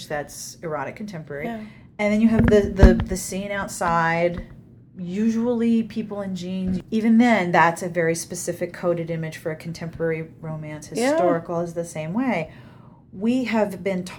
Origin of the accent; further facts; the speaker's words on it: Pittsburgh, Pennsylvania, United States; I'm from the East Coast. I grew up in Pittsburgh